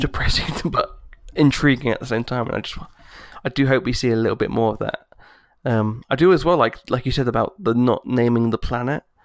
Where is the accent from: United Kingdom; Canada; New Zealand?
United Kingdom; I'm British